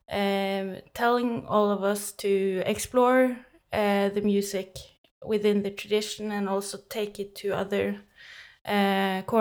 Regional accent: Oslo, Norway; I grew up in Oslo, uh, in Norway, yeah, and then I started playing the Hardanger fiddle when I was seven years old

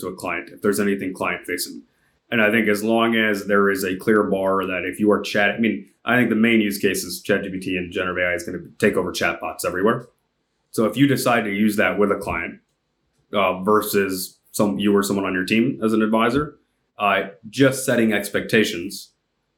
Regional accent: Jacksonville, Florida, United States; now in San Francisco, United States; I grew up in the South, in Jacksonville. Now I live in San Francisco

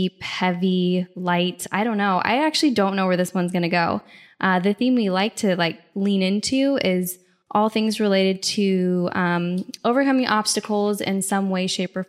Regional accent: Eastern Washington, United States; I grew up in Chihuahua, which is in Eastern Washington

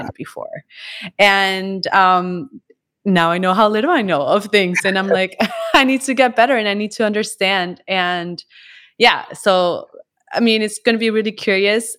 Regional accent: Colombia; I come also from Colombia

